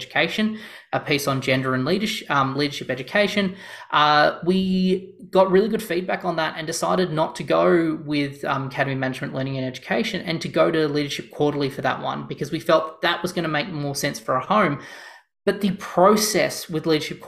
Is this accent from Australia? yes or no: yes; Australia; I'm Australian